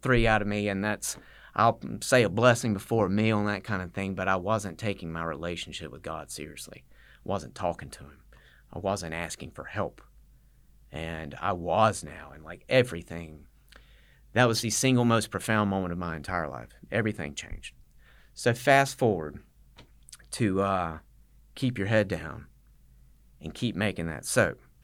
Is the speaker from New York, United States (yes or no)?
no; Statesboro, Georgia, United States; I'm from Statesboro